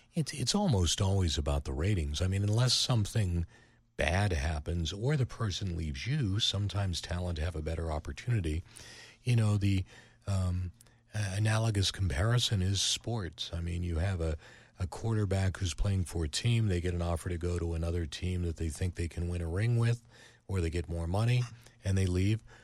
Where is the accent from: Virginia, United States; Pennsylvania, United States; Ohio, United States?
Pennsylvania, United States; Pittsburgh; moved away; also born or lived in Cleveland; I'm from Pittsburgh